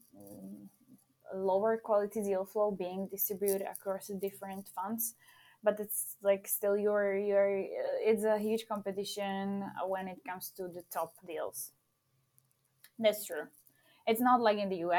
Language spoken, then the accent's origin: English; Slovakia; moved away as an adult; now in Czech Republic; I'm from Slovakia